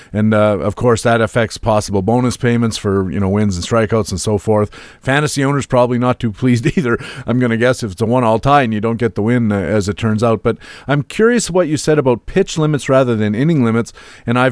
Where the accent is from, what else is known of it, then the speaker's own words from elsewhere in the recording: Waterloo, Ontario, Canada; the University of Waterloo, not only my home country, my hometown, that's where I live